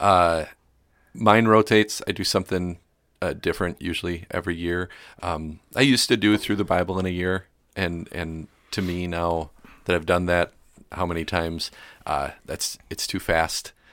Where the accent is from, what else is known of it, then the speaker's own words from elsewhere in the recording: Milwaukee, Wisconsin, United States; moved away as an adult; also born or lived in West Allis, Wisconsin / Greenville, Wisconsin; now in New Ulm, United States; growing up in Milwaukee